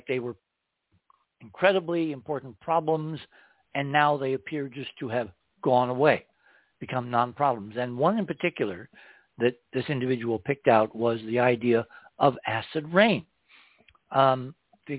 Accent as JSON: {"language": "English", "region": "New England", "country": "United States", "tie": "born or raised there", "moved": "yes", "lives_now": "New Mexico, United States", "said": "growing up in New England"}